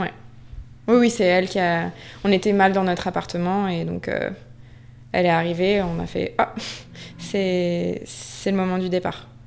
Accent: Basque Country, Nouvelle-Aquitaine, France; also born or lived in Paris; now in Biarritz, France; la maison de mon enfance au Pays Basque, c'est Gouréabilla

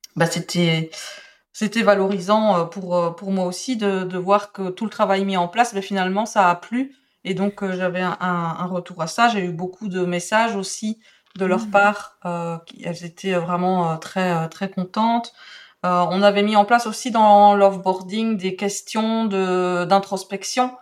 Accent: Belgium; accent: Belgian; je suis belge, donc j'ai un accent un petit peu euh, différent.

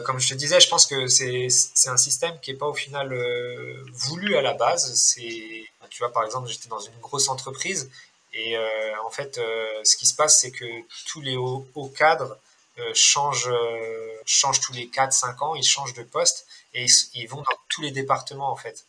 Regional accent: Rennes, Brittany, France; moved away as an adult; also born or lived in La Rochelle / Niort / Laval / Sainte-Suzanne, Réunion; now in Réunion, France; je suis né à Rennes, après, j'ai grandi un peu à Rennes, après, j'ai déménagé, j'étais dans une petite ville à côté de Rennes

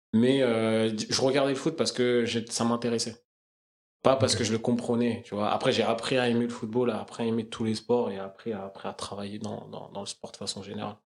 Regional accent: Crosne, Île-de-France, France; also born or lived in Belleville, Paris; J'ai grandi dans 91, donc euh, une petite ville euh, qui s'appelle Crône

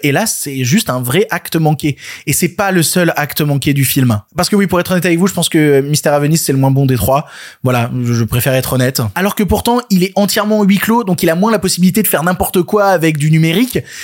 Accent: France; on est français

